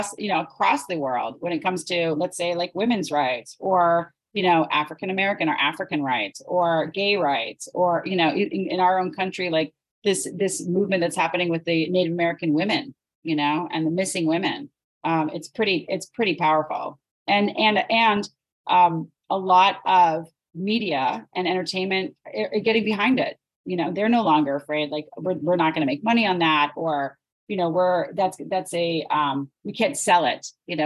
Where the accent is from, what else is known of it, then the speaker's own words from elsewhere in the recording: Sudbury, Ontario, Canada; I grew up in Sudbury.